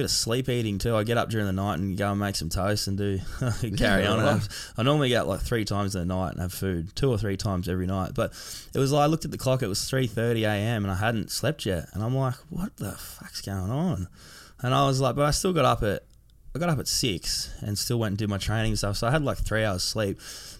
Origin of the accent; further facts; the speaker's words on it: Sydney, New South Wales, Australia; I grew up in Sydney, like around the Cronulla area, Sutherland Shire.